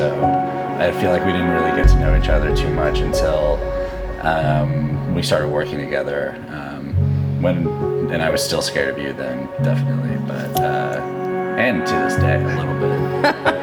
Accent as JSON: {"language": "English", "town": "Edmond", "region": "Oklahoma", "country": "United States", "tie": "born or raised there", "moved": "as an adult", "lives_now": "Los Angeles, United States", "said": "I grew up in Edmond, graduated from the University of Oklahoma"}